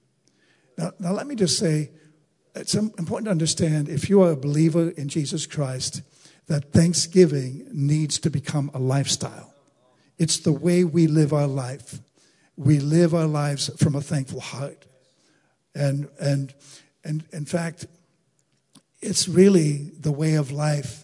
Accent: United States; as American citizens

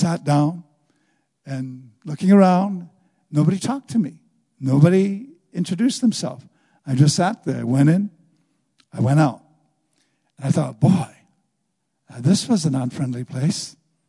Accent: Wisconsin, United States; moved away as an adult; I'm from Wisconsin.

